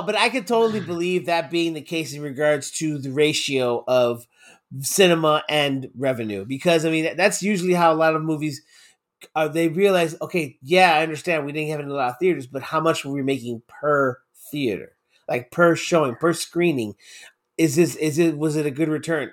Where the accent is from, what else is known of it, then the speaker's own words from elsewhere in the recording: United States; I'm born and raised in the States